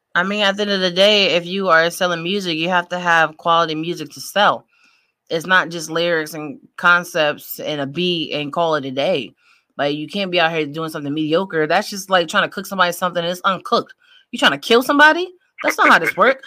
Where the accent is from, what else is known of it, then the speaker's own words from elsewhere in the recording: Connecticut, United States; moved away; I'm originally from Connecticut